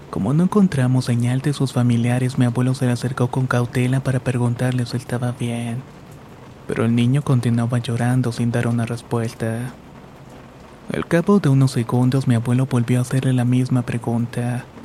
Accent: Colombia; now in United States; cuando aún residía en mi país natal, Colombia.

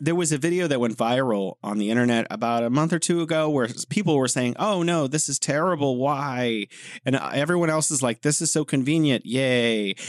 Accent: United States; as an American

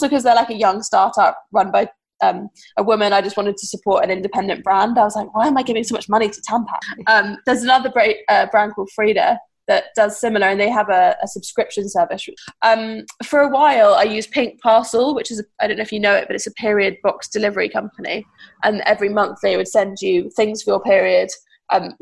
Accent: United Kingdom; we're British

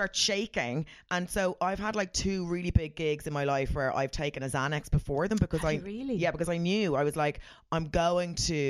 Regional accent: Ireland; I'm very Irish.

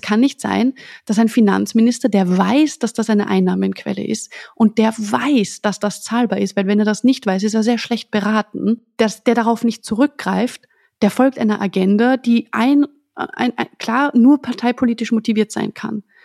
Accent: Austria; für mich als Österreicherin

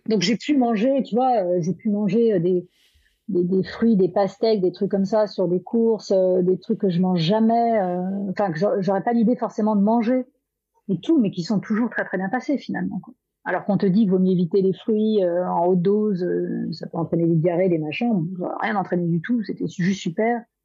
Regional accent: Brittany, France; je suis bretonne

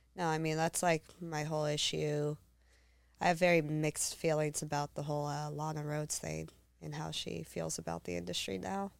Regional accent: Humboldt County, Northern California, United States; moved away; Humboldt County

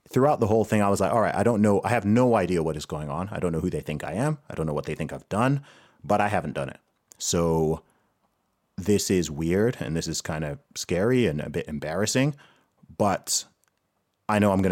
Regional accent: Saudi Arabia; so I grew up in Saudi Arabia.

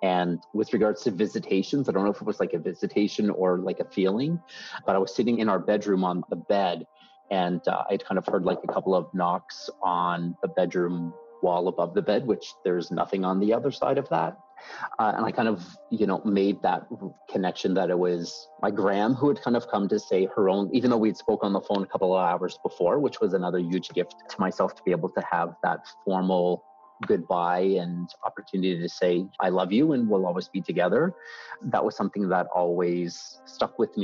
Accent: Antigonish, Nova Scotia, Canada; It's a university in my hometown, yes, which is where I went.

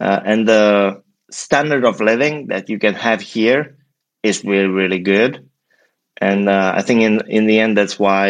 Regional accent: Prague, Czechia; moved away as an adult; now in San Francisco, United States; I'm originally from Prague, from the Czech Republic, and probably 7 years ago made the leap to the US

